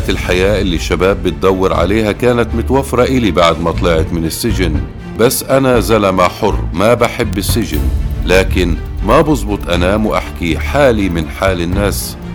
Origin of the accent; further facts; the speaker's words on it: Kobar, West Bank, Palestine; وتبدل الحزن لفرح بقريتنا كوبر وبكل بيت فلسطيني